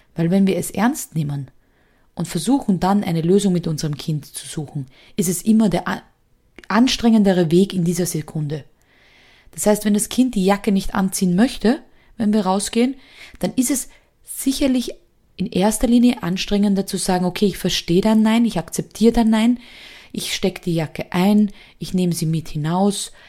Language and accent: German; Austria; bei uns in Österreich gehen ja die Noten nur bis fünf